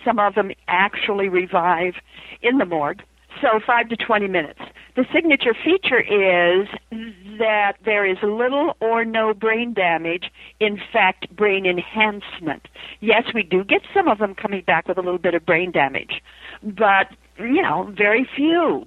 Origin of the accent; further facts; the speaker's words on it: Idaho, United States; I come from Idaho.